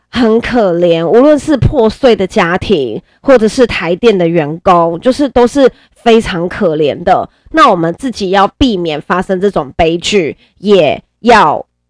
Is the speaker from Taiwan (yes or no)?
yes; Nantou County, Taiwan; now in Yilan, Taiwan; 在我的家乡南投。 ，因为我本身是南投人